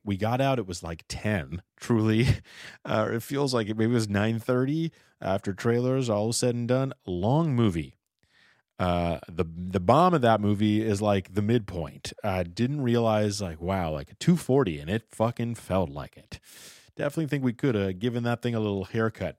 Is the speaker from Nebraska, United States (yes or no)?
no; Los Angeles, California, United States; also born or lived in Boston; I grew up in Encino.